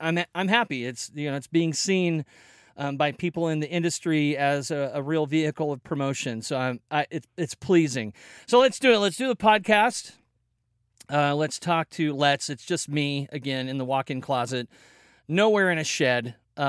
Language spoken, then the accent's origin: English; Belton, Missouri, United States; born there; also born or lived in Kansas / Colorado; now in Oregon, United States; Yeah, man, I was born in Belton, Kansas City area.